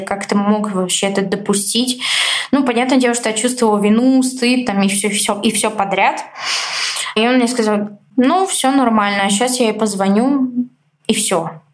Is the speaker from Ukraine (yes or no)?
no; Bulgaria; moved away as an adult; now in Moscow, Russia; я родилась, жила в Болгарии, 19 лет а, я там прожила